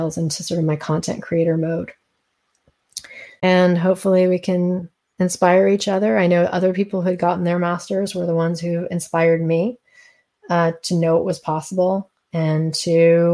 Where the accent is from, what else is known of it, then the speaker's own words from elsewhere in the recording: East Coast, United States; moved away; also born or lived in Colorado / California; I grew up on the East Coast, and now I'm back kind of sort of living on the East Coast